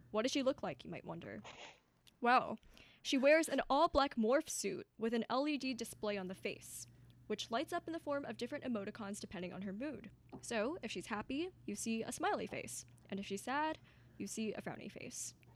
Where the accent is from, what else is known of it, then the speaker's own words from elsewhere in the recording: California, United States; I'm from California